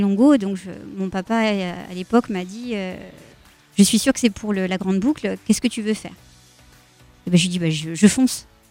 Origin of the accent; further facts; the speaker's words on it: Sens, Bourgogne-Franche-Comté, France; moved away; also born or lived in Périgueux, Dordogne; Je suis née à Sens dans Lyon